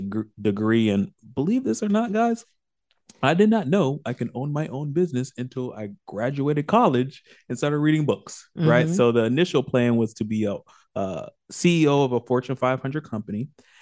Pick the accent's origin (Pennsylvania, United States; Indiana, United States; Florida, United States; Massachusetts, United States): Florida, United States; Orlando; I'm born and raised in Orlando, so that was my number one.